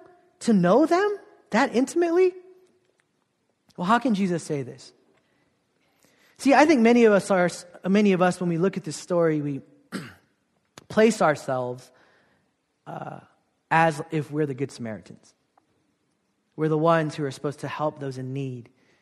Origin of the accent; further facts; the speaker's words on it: South Korea; But I grew up in Korea. Ostracized, kind of feeling out of place as a half Korean, half Filipino kid.